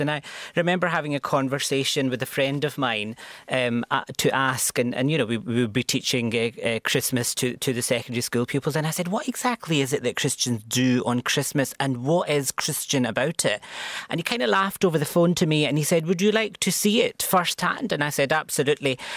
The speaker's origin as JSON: {"language": "English", "town": "Glasgow", "region": "Scotland", "country": "United Kingdom", "tie": "born or raised there", "moved": "as an adult", "lives_now": "Cork, Ireland", "said": "Growing up in Glasgow"}